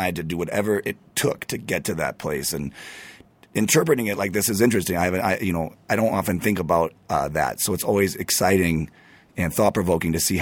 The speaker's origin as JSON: {"language": "English", "region": "Michigan", "country": "United States", "tie": "born or raised there", "also_born_or_lived": "New York / Florida", "moved": "as an adult", "said": "I grew up in Michigan, moved to New York at 18"}